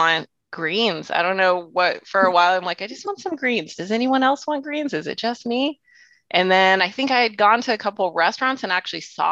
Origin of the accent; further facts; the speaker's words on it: Houston, Texas, United States; moved away as an adult; now in San Francisco, United States; I grew up in Houston. My dad was Greek, so I came from a very food-centric family